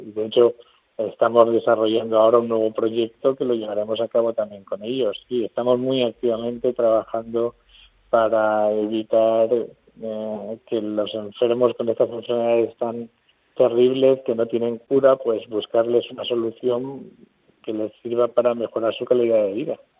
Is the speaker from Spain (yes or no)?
yes; Albacete, Castilla-La Mancha, Spain; moved away as an adult; now in Murcia, Spain; soy de Albacete, pero vamos, como si fuera murciano, porque llevo, viviendo en Murcia desde, que me vine a hacer la carrera prácticamente